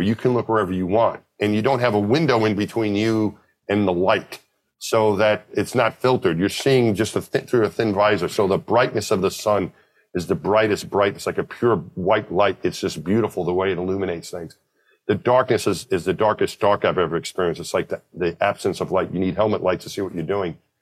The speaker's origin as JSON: {"language": "English", "town": "Franklin Square", "region": "New York", "country": "United States", "tie": "born or raised there", "said": "I grew up out just out of Queens in New York, just outside of New York City. My hometown was my home when I was a little kid, Franklin Square."}